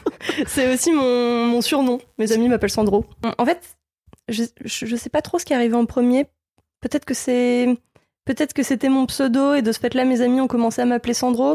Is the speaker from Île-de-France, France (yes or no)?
yes; southern Essonne, Île-de-France, France; now in Lille, France; je viens du sud-sud du sud de l'Essonne